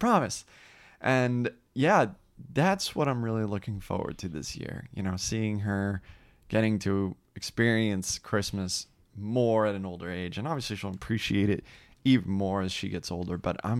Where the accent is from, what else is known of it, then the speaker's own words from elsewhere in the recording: New Jersey, United States; He lives out in Seattle now, but he was a great friend of mine when I grew up in New Jersey.